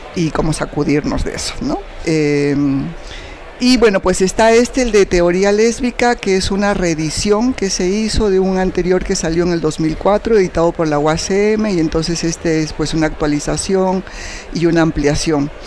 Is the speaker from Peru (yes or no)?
yes; Arequipa, Peru; moved away as an adult; now in Mexico; soy peruana eh, de nacimiento, ¿no? y viví en Perú hasta los 28 años cuando terminé la licenciatura y yo sentí que no podía seguir viviendo en Arequipa